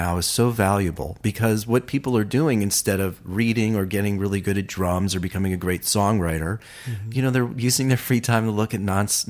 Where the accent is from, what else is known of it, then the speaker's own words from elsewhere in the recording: Ohio, United States; moved away as an adult; also born or lived in Malibu; now in Los Angeles, United States; I'm from Ohio.